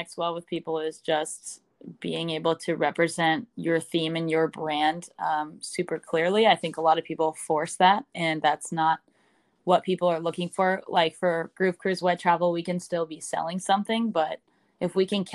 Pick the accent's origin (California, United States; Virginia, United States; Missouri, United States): California, United States; San Francisco Bay Area; I'm from the San Francisco Bay Area. I've always been a West Coast girl